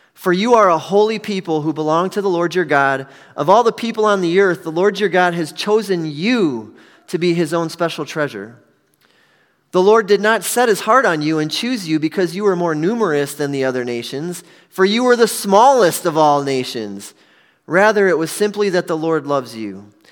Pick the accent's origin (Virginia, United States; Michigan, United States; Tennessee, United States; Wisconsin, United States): Wisconsin, United States; Milwaukee; I was born and raised in Milwaukee